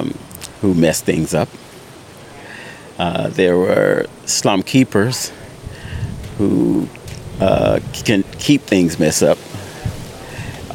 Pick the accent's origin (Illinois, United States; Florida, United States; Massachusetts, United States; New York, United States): Illinois, United States; Chicago; also born or lived in Mississippi; I grew up here, but I was born in Mississippi. But I moved to North Lawndale in 1982.